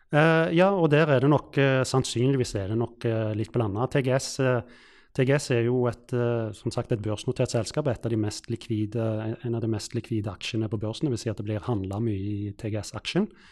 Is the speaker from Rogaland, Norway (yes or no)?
yes; Stavanger, Rogaland, Norway; moved away; når jeg vokste opp i Stavanger